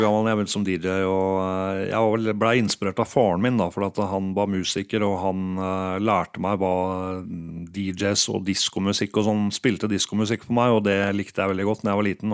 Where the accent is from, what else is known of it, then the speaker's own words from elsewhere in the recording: Geilo, Buskerud, Norway; jeg er fra Geilo.